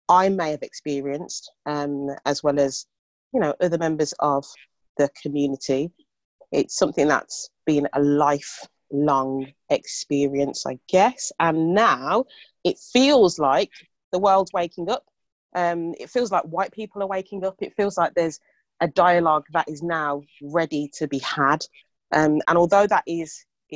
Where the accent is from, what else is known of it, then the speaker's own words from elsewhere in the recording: Birmingham, West Midlands, United Kingdom; accent: Brummie; our accents, being a Brummie